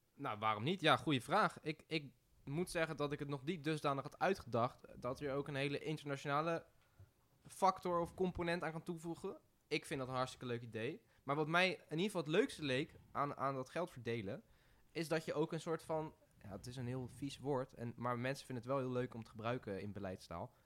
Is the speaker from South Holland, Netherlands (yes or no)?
yes; Rotterdam, South Holland, Netherlands; ik kom uit Rotterdam